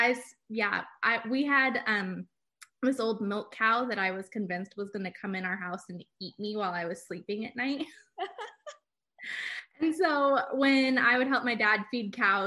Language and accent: English; Livermore, California, United States; I grew up in Livermore, California